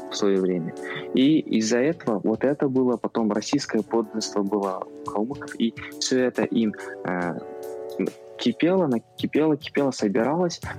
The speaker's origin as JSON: {"language": "Russian", "town": "Aktobe", "region": "Aktobe Region", "country": "Kazakhstan", "tie": "born or raised there", "said": "Ты же с Актюбе вроде? Да, я из Актюбинска."}